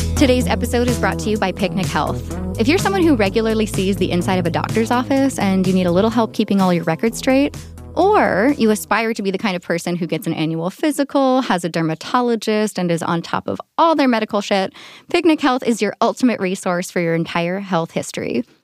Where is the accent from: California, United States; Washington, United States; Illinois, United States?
California, United States; San Diego; also born or lived in San Francisco; here in my hometown